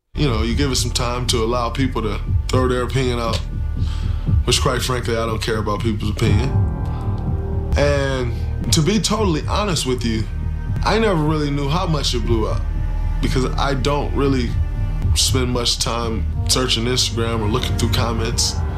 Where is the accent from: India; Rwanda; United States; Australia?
United States; Jacksonville, Florida; also born or lived in Boston; I'm from Jacksonville. That's where I grew up. That's where I played high school ball